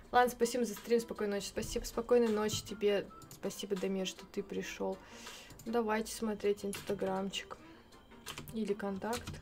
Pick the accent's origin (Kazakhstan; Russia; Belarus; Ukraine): Ukraine; Я ж с Украины, хоть мосты посмотрю.